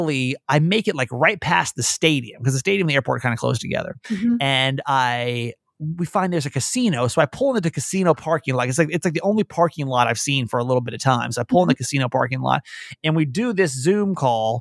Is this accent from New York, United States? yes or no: no; California, United States; We're from California.